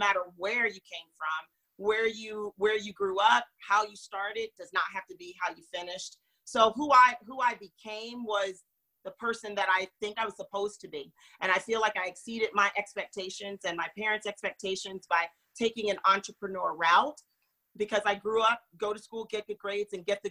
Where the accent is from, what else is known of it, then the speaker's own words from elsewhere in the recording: right outside of Jacksonville, Florida, United States; also born or lived in Winston-Salem, North Carolina; I grew up right outside of Jacksonville when I was 6 years old.